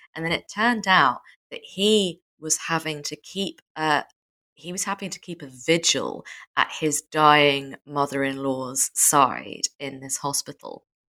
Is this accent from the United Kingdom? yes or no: yes; United Kingdom